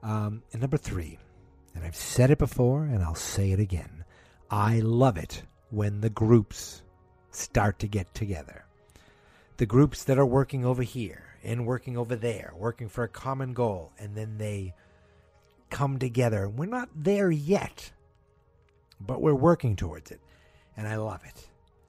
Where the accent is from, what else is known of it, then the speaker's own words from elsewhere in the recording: Massachusetts, United States; accent: Boston, Massachusetts; I'm from Massachusetts